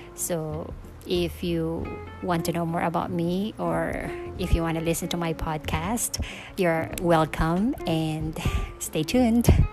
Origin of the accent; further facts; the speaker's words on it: Philippines; moved away as an adult; now in Seoul, South Korea; I'm from the Philippines.